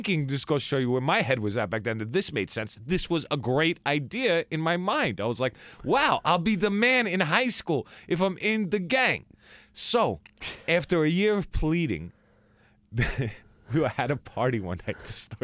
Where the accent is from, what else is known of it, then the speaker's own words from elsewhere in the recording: Merrick, New York, United States; Merrick, Long Island.